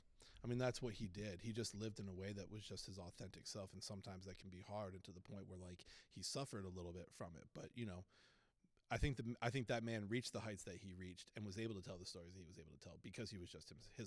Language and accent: English; Boston, Massachusetts, United States; I'm a kid from Boston, so Good Will Hunting is just like you're not allowed to be a dude who's in his midlife from Boston and not have Good Will Hunting be your favorite movie.